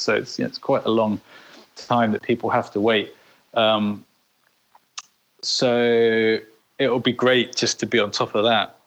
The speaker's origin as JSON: {"language": "English", "country": "United Kingdom", "said": "in the UK, is you know we're a bit more reserved"}